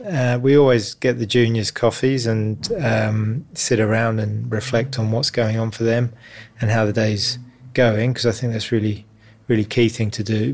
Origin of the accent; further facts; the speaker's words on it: London, United Kingdom; moved away as an adult; now in Sydney, Australia; I grew up in the East End of London